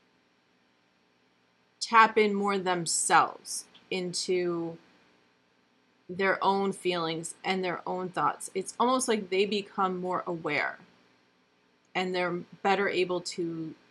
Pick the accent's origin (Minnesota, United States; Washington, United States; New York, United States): New York, United States; upstate; now in New Jersey, United States; I'm from upstate New York